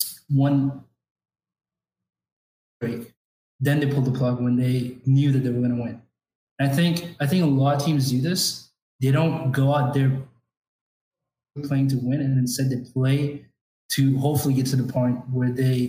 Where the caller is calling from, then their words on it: Arlington, Texas, United States; I'm calling from Arlington, Texas.